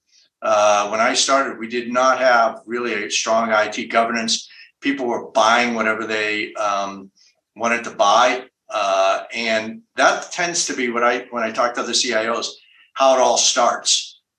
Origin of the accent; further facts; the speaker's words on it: Boston, Massachusetts, United States; moved away as an adult; now in Reno, United States; I'm from New England, Boston, originally, I'm doing the Nevada thing now.